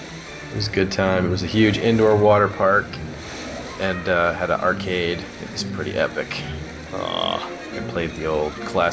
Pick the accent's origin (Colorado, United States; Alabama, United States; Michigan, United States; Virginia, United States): Colorado, United States; Denver; growing up in Denver